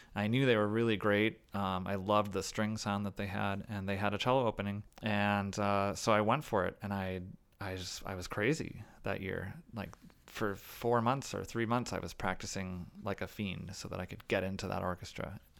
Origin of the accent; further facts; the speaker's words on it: Chicago, Illinois, United States; I was playing with my hometown orchestra